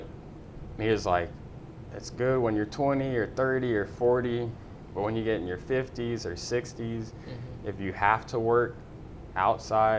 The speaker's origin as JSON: {"language": "English", "town": "Baton Rouge", "region": "Louisiana", "country": "United States", "tie": "born or raised there", "moved": "as an adult", "lives_now": "Houston, United States", "said": "born and raised in Baton Rouge, Louisiana."}